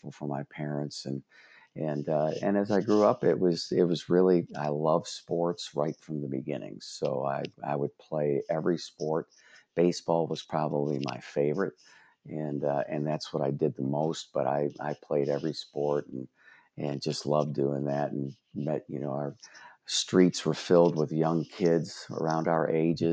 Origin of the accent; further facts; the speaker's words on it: Brook Park, Ohio, United States; I grew up in Brook Park, Ohio, and I was the oldest of 3 boys